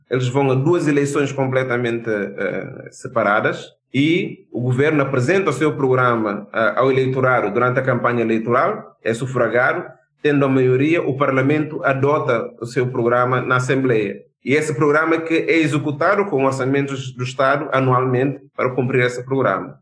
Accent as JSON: {"language": "Portuguese", "country": "Guinea-Bissau", "tie": "born or raised there"}